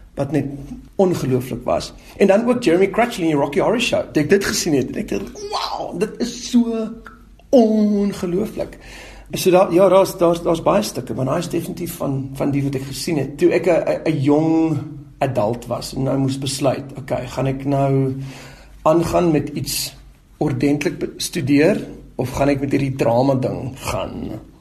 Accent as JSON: {"language": "Afrikaans", "country": "South Africa"}